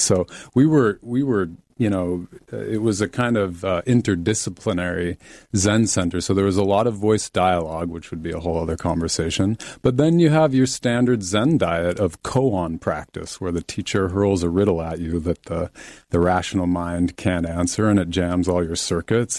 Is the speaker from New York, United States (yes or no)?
no; Salt Lake City, Utah, United States; I was raised Mormon in Salt Lake City, Utah